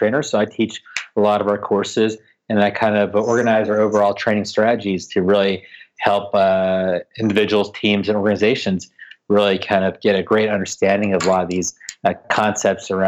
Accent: Washington, District of Columbia, United States; here in my hometown of DC. What I've really been pushing in my hometown of Washington, DC

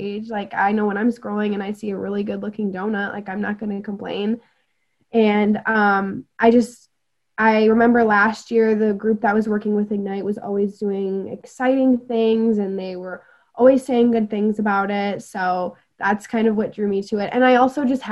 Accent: Traverse City, Michigan, United States; moved away as an adult; now in Mount Pleasant, United States; I'm from Traverse City and I absolutely love it. And I would love to like go back and like have a family there someday.

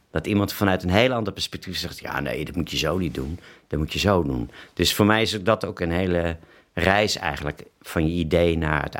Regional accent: London, United Kingdom; Eh, ja, want ik kwam uit Londen, ehm, woonde in Geuzenveld.

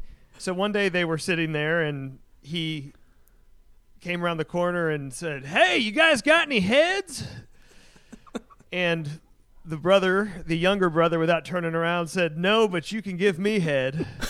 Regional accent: Kennedale, Texas, United States; growing up in the Kennedale area

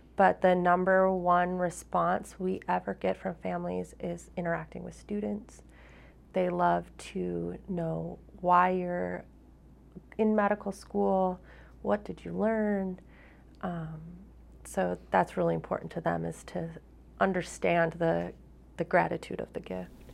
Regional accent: Minnesota, United States; moved away as an adult; now in Vermont, United States; I'm from Minnesota

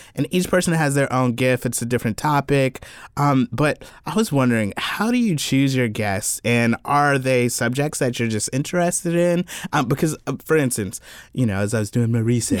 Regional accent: South Carolina, United States; growing up in South Carolina

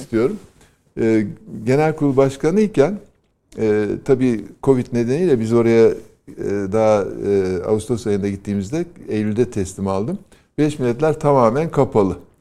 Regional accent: Erzurum, Turkey; moved away; Erzurum'da ilkokulu okurken

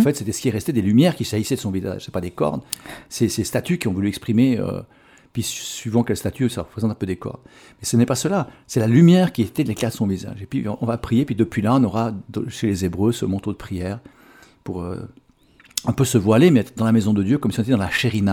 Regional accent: Switzerland; chez nous en Suisse

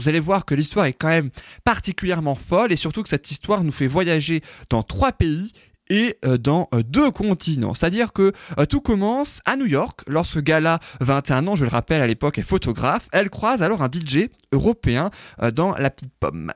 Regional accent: France; chez nous en France

